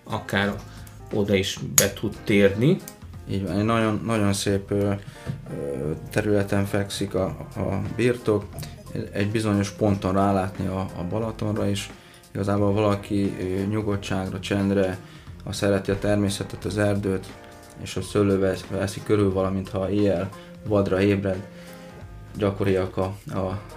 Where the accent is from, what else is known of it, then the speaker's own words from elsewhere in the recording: Szentlőrinc, Baranya, Hungary; baranyai származású